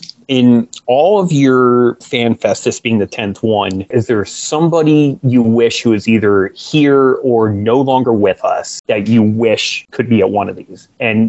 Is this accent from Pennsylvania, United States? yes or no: yes; Pennsylvania, United States; moved away; I grew up in the Northeast in Pennsylvania for 30 years of my life